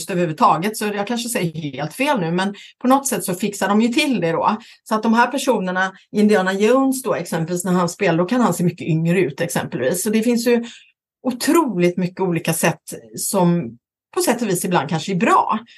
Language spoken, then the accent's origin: Swedish; Västra Götaland, Sweden; accent: Gothenburg dialect; now in Stockholm, Sweden; Jag pratar göteborgska då va? Eh, och därför har jag också eh, Johan Gry exempelvis som, eh, och så vidare. Men nu har jag ju bott 30, över 30 år i Stockholm